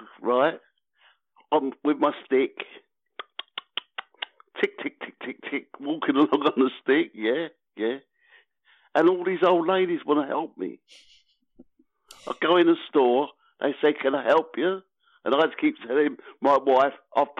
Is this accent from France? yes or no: no; United Kingdom; I'm British